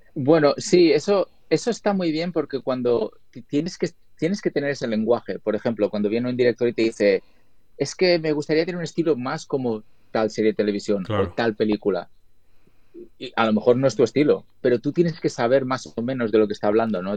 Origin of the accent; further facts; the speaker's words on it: Spain; moved away as an adult; now in Los Angeles, United States; yo vivo en Los Ángeles